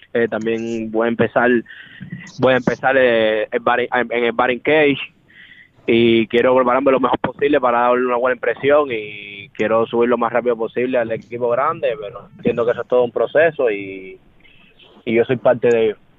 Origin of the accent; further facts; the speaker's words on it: Cuba; moved away as an adult; also born or lived in Dominican Republic / Miami; yo me fui de Cuba jugando a pelota, pero, pero fue hace siete meses